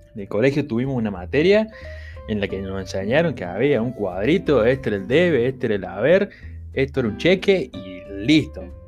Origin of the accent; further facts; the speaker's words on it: Argentina; somos de Argentina